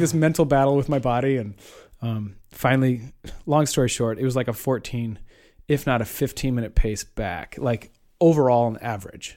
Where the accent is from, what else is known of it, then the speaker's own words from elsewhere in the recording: Iowa, United States; I'm from Iowa